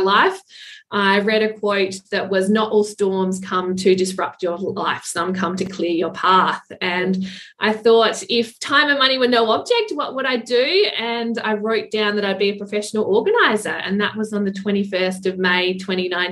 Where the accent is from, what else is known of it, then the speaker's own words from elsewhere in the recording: Adelaide, South Australia, Australia; moved away as an adult; now in Alford, Australia; I'm from Adelaide, 2.5 hours from where I live now